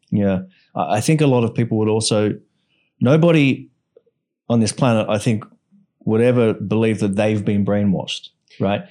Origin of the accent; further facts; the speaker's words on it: Australia; now in Bali, Indonesia; I'm from Australia and, you know, I'm, I'm grateful for having been brought up in Australia